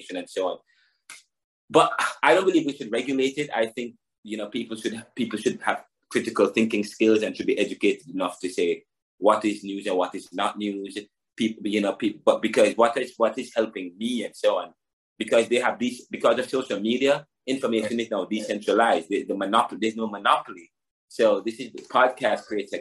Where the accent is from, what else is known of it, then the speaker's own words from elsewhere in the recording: Jamaica; I'm from Jamaica